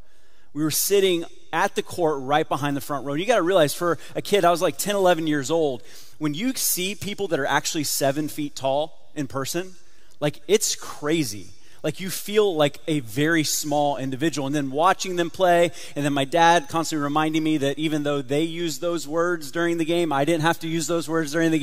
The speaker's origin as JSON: {"language": "English", "region": "South Florida", "country": "United States", "tie": "born or raised there", "said": "I grew up in South Florida"}